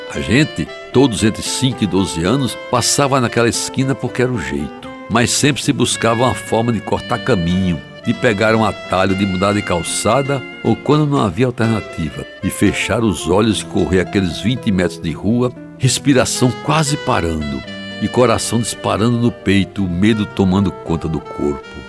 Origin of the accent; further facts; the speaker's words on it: Brazil; minha infância em Jaguaribe